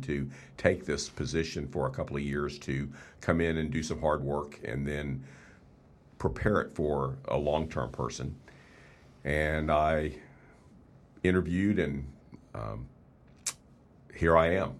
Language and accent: English; Texas, United States; moved away as an adult; also born or lived in Oklahoma / Arkansas / South Dakota; I was born and raised in Texas